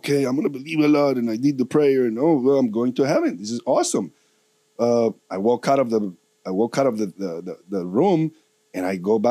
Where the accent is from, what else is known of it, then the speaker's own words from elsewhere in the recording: Colombia; moved away; I'm from Colombia